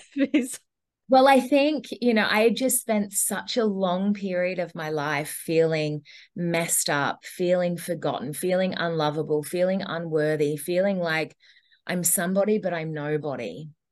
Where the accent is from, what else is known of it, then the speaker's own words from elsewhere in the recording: Australia; now in Gold Coast, Australia; ended up traveling for two and a half years and then coming back to australia